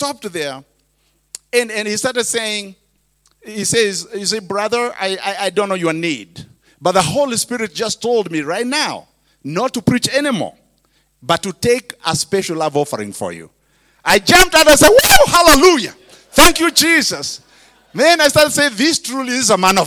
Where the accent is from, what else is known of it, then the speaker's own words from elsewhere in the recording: Kenya; English is a second language; now in United States; I was a preacher from Kenya